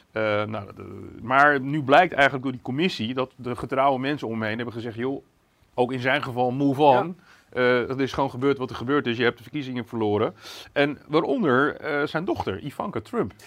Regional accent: Netherlands; als Nederlanders

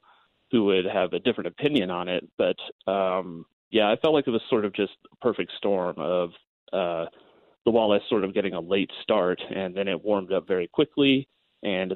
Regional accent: Red Feather Lakes, Colorado, United States; I grew up in the Red Feather Lakes area.

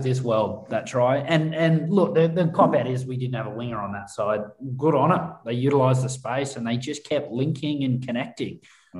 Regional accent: Australia; because I think we forget as Aussie fans who aren't overly tribal with our state sides.

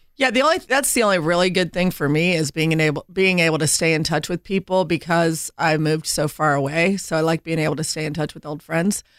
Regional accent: Indiana, United States; I grew up in Indiana, landlocked

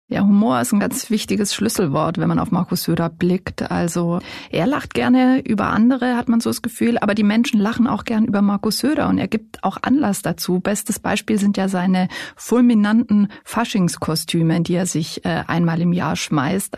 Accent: Swabia, Baden-Württemberg, Germany; moved away as an adult; also born or lived in Lower Bavaria; now in Bavaria, Germany; Eigentlich komme ich aus dem baden-württembergischen Schwaben

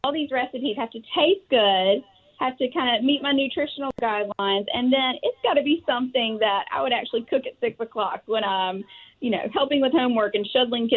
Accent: Tuscaloosa, Alabama, United States; I am from Tuscaloosa, Alabama

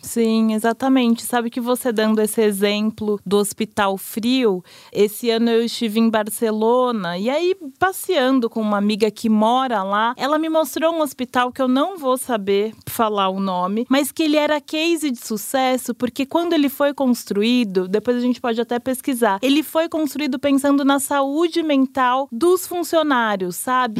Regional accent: São Paulo, Brazil; sou paulistana, enfim, cresci, nascida e criada em São Paulo

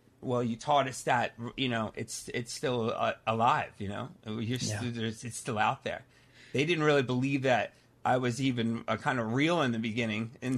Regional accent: Pennsylvania, United States; I grew up in Pennsylvania, right outside of Philadelphia.

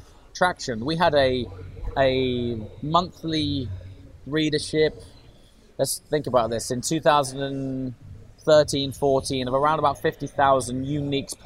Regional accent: Stoke-on-Trent, West Midlands, United Kingdom; I grew up in Stoke-on-Trent

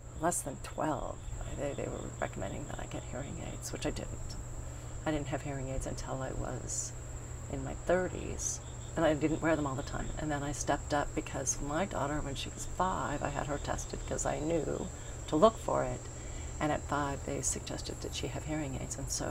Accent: Denver, Colorado, United States; moved away; also born or lived in New York; We grew up in southwest Denver, in a suburb

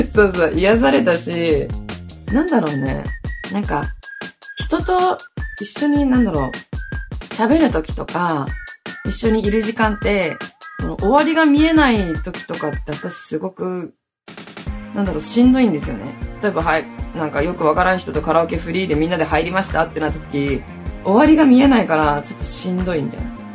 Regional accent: Hokkaido, Japan; moved away as an adult; now in Okinawa, Japan; 出身は私ね、北海道なんですよ。北海道のど田舎で育ちました

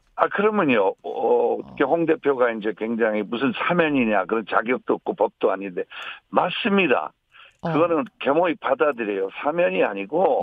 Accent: Jeolla, South Korea; 전라도를 제일 사랑하고 우리 고향

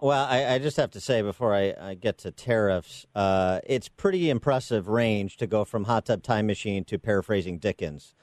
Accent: Illinois, United States; my home state of Illinois

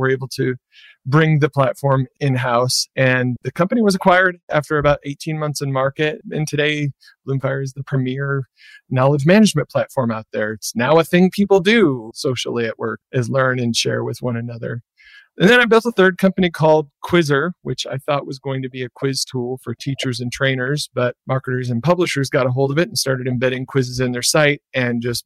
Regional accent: Michigan, United States; moved away; I'm from Michigan originally

